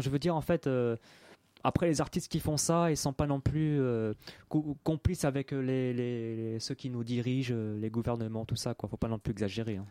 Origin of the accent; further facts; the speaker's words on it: Paris 18th arrondissement, Île-de-France, France; je suis né dans Paris 18e